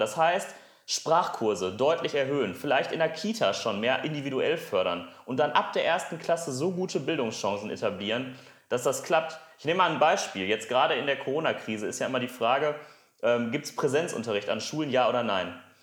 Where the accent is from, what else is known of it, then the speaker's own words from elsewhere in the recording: Essen, North Rhine-Westphalia, Germany; Ich komme aus Essen.